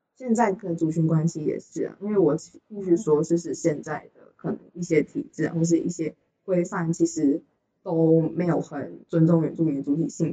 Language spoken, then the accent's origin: Chinese; Taichung, Taiwan; 我是汉人，然后我是来自台中，然后我现在读政大美国七大二这样子